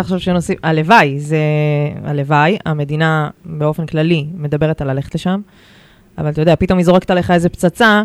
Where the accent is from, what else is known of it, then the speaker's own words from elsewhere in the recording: Haifa, Haifa District, Israel; כחיפאית אני מאוד רוצה לבנות לחברי ילדותי ולמשפחה שלי